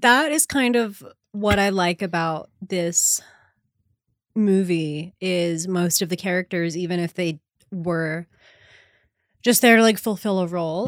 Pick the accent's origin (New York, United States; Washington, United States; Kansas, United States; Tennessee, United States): New York, United States; Long Island; also born or lived in Brooklyn; I was born in Brooklyn and then my family moved to Long